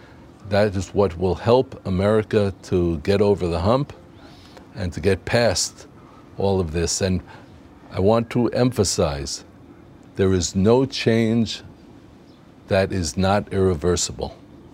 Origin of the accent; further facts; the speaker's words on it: Israel; I'm telling you from the Israeli experience, we today have a roaring free market economy, and we love it.